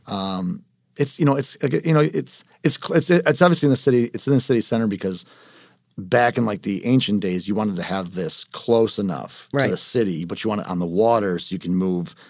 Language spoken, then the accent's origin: English; United States; I'm Italian American